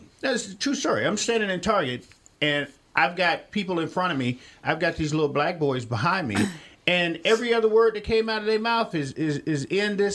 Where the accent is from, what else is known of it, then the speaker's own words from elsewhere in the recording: Millington, Tennessee, United States; I'm from Millington, Tennessee, or Shelby County, Tennessee